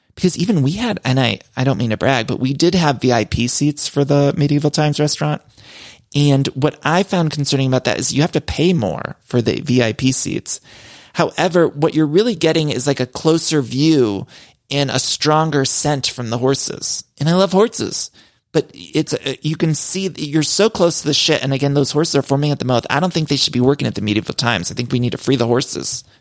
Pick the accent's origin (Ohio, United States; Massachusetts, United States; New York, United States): Ohio, United States; Cleveland; Cleveland, which is kicking off the tour in my hometown.